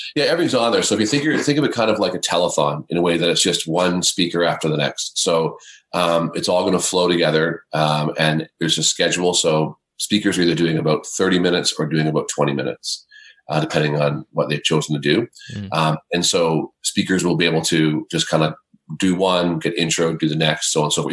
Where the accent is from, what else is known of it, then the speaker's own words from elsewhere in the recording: Canada; I'm a Canadian, um, living in the Great White North